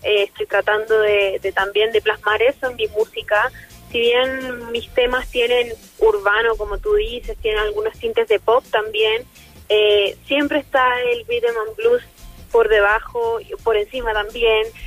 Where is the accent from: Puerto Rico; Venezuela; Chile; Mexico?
Chile; first language Spanish; siendo chilena